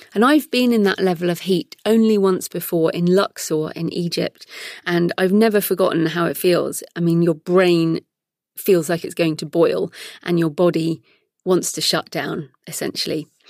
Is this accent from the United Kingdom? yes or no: yes; United Kingdom; also born or lived in Sydney, Australia / Brisbane, Australia; now in London, United Kingdom; my own British cultural stereotypes